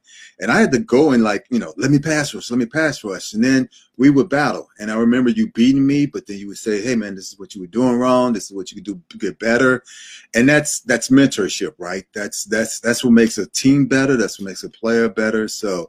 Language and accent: English; Austin, Texas, United States; Hey, I grew up in Austin, Texas.